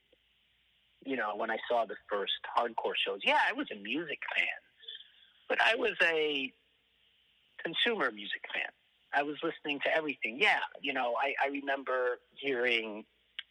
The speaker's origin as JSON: {"language": "English", "town": "New York City", "region": "New York", "country": "United States", "tie": "born or raised there", "also_born_or_lived": "Europe / France / Boston / Hollywood", "said": "I was born in New York and I grew up most of my life in New York, but I didn't have a unique New York City youth because I was actually French educated"}